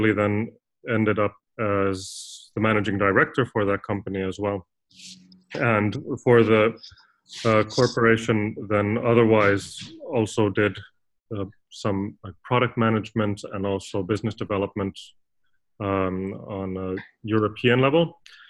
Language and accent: English; Finland; I'm originally from Finland